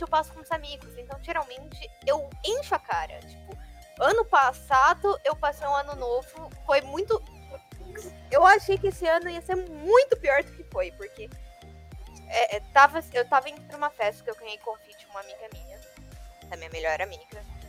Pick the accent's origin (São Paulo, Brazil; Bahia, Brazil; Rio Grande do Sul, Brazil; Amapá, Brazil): São Paulo, Brazil; interior of; Eu sou do interior de São Paulo.